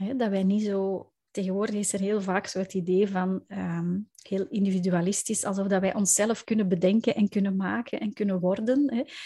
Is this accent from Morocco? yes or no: no; Belgium; ik kom inderdaad uit België